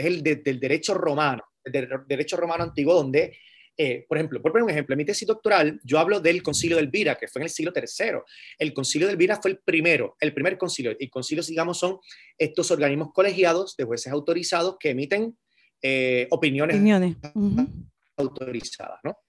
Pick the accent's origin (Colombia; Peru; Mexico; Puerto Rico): Puerto Rico; Carolina; also born or lived in San Juan, Puerto Rico; Yo nací en San Juan, Puerto Rico, y me crié en Carolina, Puerto Rico